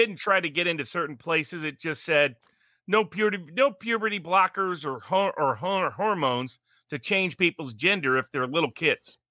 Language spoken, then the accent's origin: English; Tennessee, United States; also born or lived in Milwaukee; I'm from Tennessee